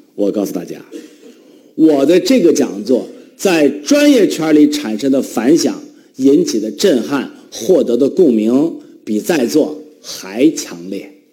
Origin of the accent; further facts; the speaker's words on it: Northeast China, China; accent: Northeastern dialect; 我们东北话